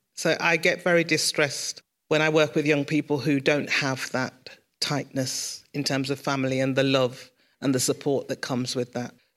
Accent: Birmingham, West Midlands, United Kingdom; I was born in Sorrento in Mosley, but we grew up in King's Heath.

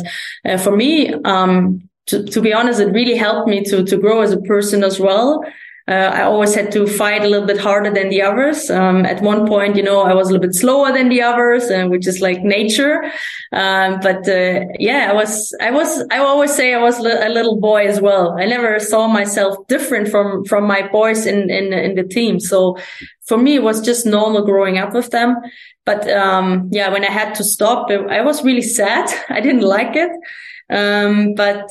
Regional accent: Germany; moved away as an adult; also born or lived in Sweden; I played for the first league team, in my hometown

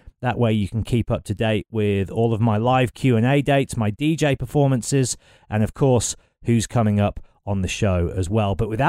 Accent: Birmingham, West Midlands, United Kingdom; I'm from Birmingham, born and raised.

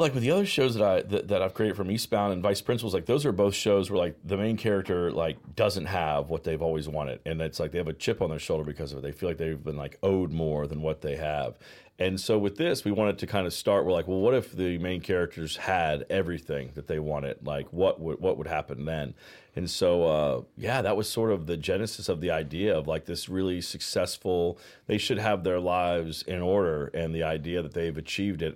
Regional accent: Virginia, United States; moved away as an adult; also born or lived in Georgia / Los Angeles; now in Charleston, United States; I'm from the South. I grew up in Virginia. I was born in Georgia

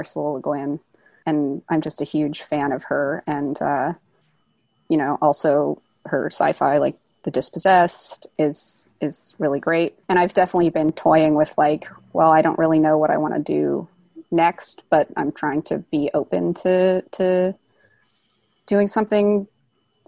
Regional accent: Bay Area, California, United States; I grew up in the Bay Area.

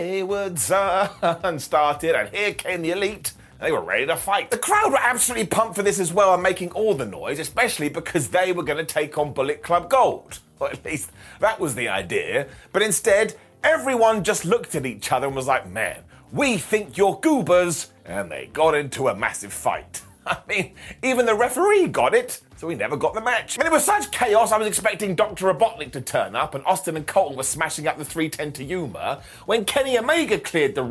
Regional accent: United Kingdom; us Brits have crooked teeth

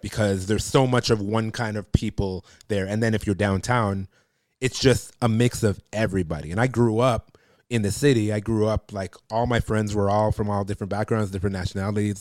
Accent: Toronto, Ontario, Canada; I grew up in Toronto

